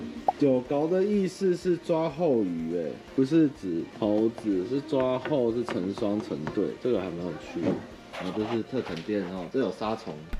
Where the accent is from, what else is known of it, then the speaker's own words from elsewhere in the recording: Kinmen County, Taiwan; 我是金门人，跟他们很熟。